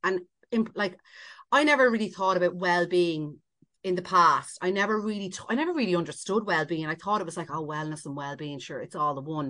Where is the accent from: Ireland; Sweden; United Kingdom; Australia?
Ireland; we're so Irish